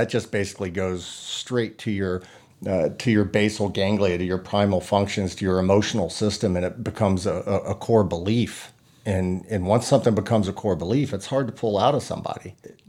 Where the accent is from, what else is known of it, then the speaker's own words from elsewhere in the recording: Texas, United States; Growing up in Texas, again, it's a challenge